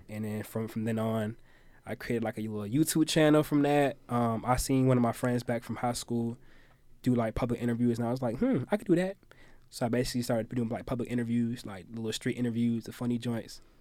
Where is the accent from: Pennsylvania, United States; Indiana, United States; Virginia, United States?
Virginia, United States; Virginia Beach; I'm from Virginia Beach, Virginia